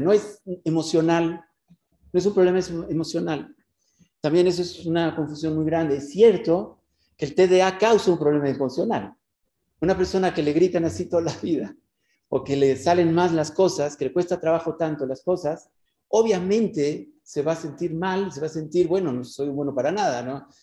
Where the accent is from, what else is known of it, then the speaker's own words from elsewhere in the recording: Mexico; moved away as an adult; now in Israel; Yo soy mexicano y me fui hace como 23 años a Israel